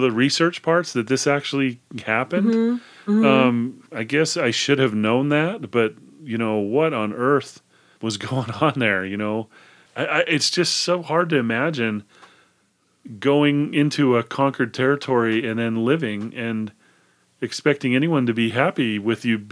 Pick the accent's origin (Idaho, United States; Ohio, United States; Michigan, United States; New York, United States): Idaho, United States; now in Utah, United States; I grew up in Idaho. I loved Idaho